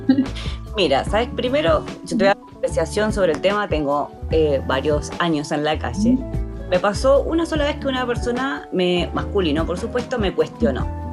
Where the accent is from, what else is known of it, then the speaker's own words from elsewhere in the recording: Argentina; moved away; soy argentina